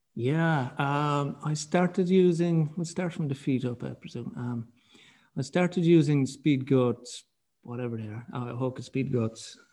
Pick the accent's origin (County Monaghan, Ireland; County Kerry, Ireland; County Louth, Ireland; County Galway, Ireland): County Kerry, Ireland; I'm from Kerry